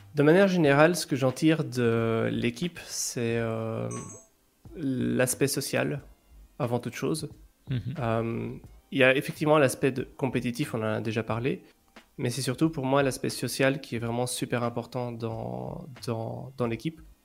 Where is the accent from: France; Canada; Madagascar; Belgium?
Belgium; je suis belge, j'habite en Belgique.